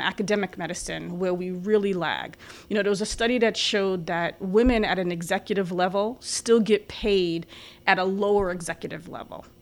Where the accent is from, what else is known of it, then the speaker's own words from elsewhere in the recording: New York City, New York, United States; moved away as an adult; also born or lived in Long Island / Albany; I'm from the Bronx in Long Island